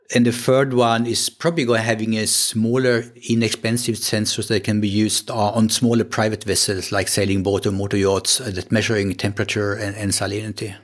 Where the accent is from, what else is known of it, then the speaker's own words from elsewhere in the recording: Sweden; accent: Swedish; English is a second language; moved away as an adult; also born or lived in Gothenburg, Sweden / San Diego, United States; now in Kiel, Germany; So I'm, I'm coming from Sweden. You can hear that maybe on my accent, even in, in English.